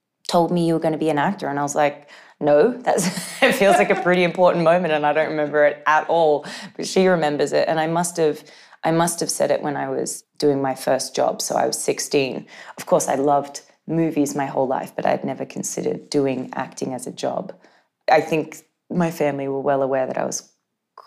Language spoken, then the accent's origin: English; Gold Coast, Queensland, Australia; I grew up on the Gold Coast